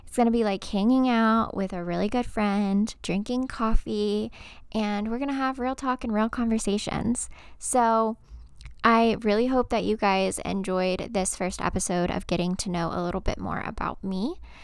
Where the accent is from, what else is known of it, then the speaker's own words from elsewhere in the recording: Texas, United States; moved away as an adult; now in Georgia, United States; I am originally from Texas. I lived in Texas my whole life, born and raised.